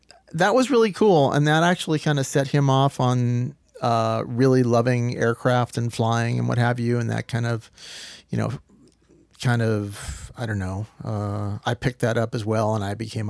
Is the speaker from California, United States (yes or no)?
no; Needham, Massachusetts, United States; also born or lived in Boston; So west of Boston, about 10 miles west of Boston, is a little town called Needham.